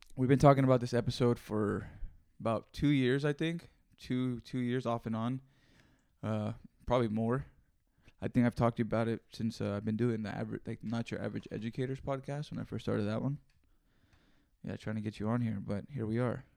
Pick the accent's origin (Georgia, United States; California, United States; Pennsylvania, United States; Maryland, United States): California, United States; Greenfield; I learned some real shit growing up there